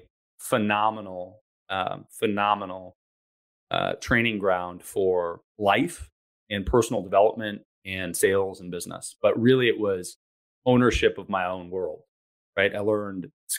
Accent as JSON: {"language": "English", "town": "Ann Arbor", "region": "Michigan", "country": "United States", "tie": "born or raised there", "said": "I grew up in Ann Arbor, Michigan, which is a great town, but too small for my liking."}